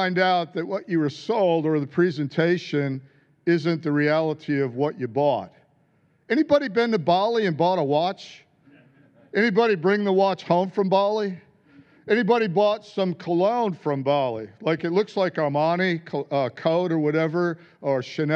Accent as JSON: {"language": "English", "country": "United States", "moved": "yes", "said": "being American"}